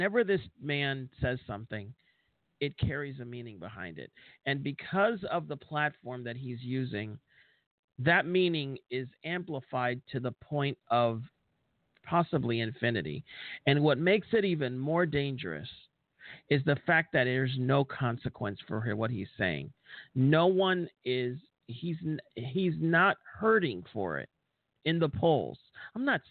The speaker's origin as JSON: {"language": "English", "country": "United States"}